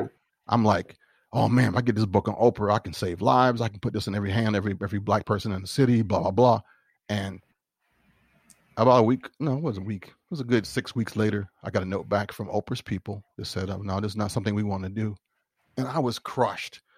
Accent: Tidewater, Virginia, United States; I was a country boy, um, growing up in Tidewater, Virginia.

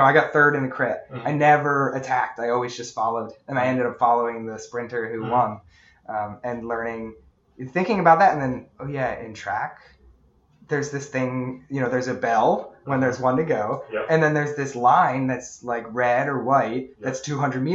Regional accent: East Coast, United States; moved away; Where I grew up on the East Coast, there the mountains are 2 or 3 minutes

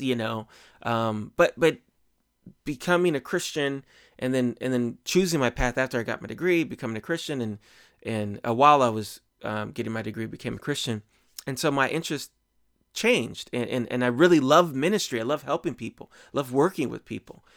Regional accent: United States; I grew up in America

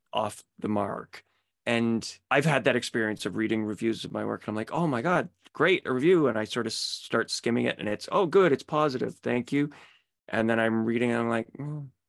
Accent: Petawawa, Ontario, Canada; also born or lived in Pembroke; I'm from Petawawa. Uh, but I went to high school in, in Pembroke

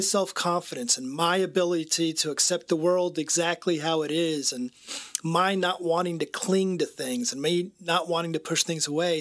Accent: United States; I was raised in America as a male

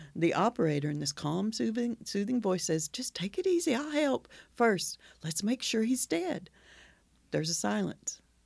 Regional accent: Oklahoma, United States; I'm from Oklahoma

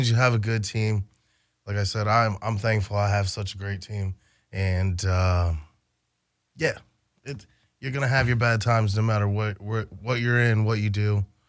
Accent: Baltimore, Maryland, United States; I grew up in Baltimore

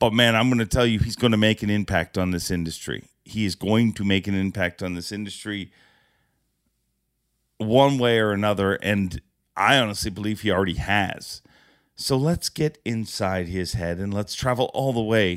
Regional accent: Port Perry, Ontario, Canada; why did they hire some dude from Port Perry?

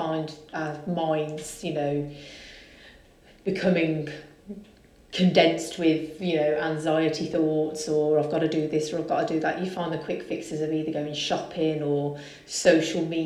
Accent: Redditch, West Midlands, United Kingdom; I live in Hunt End. I grew up in Lodge Park. Obviously, Redditch is quite green

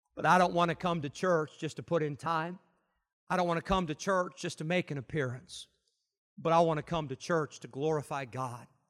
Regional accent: Illinois, United States; moved away; I grew up in Illinois

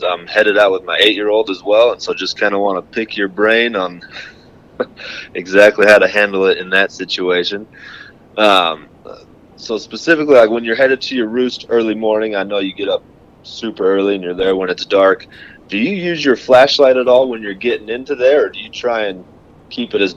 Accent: Mesa, Arizona, United States; also born or lived in Queen Creek, Arizona; I was East Mesa, right around Ellsworth and Brown area. Went to Red Mountain High School, so I'm a local boy.

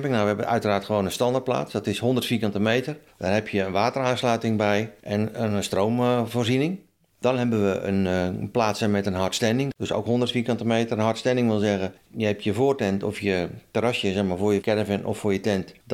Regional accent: Haarlemmermeer, North Holland, Netherlands; ik ben 60 eh, jaar. En mijn roots liggen in de Halenmeer.

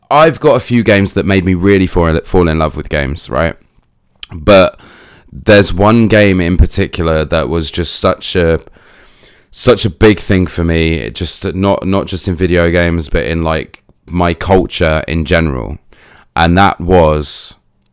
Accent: United Kingdom; I'm British

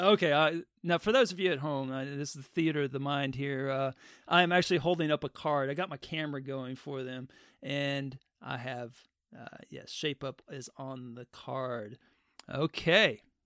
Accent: the South, United States; I'm a Southerner too

